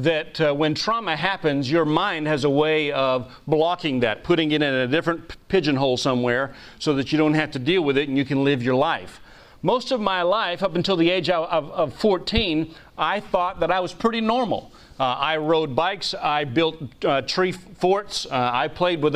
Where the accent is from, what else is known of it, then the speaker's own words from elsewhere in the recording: New England, United States; I was raised mostly in New England, very liberal part of the country